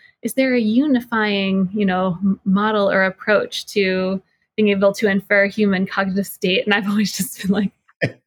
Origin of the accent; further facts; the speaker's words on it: New Jersey, United States; now in Boston, United States; I'm originally from New Jersey